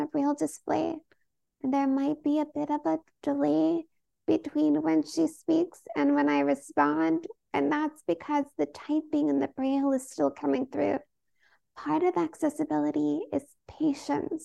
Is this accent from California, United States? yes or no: yes; Oakland, California, United States; I was born and raised in Oakland, California